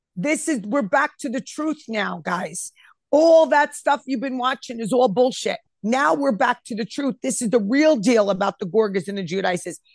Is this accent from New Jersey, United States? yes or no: yes; Elmwood Park, New Jersey, United States; I'm from Elmwood Park